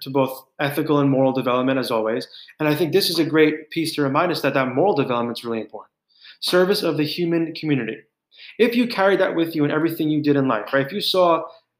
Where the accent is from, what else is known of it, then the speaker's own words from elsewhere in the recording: New York, United States; as a New Yorker my whole life